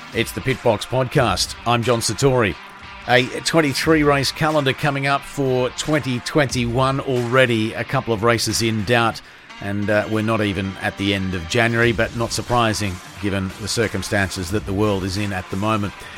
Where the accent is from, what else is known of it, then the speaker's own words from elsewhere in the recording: Australia; as an Australian